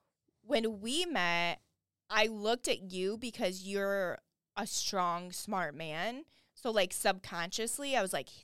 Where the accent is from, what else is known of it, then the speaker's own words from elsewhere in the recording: Flint, Michigan, United States; I lived about half of my childhood in Flint, Michigan.